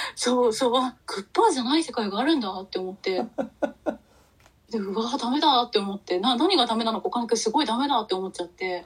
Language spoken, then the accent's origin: Japanese; Kanto, Japan; 私たちはもう関東の人間なので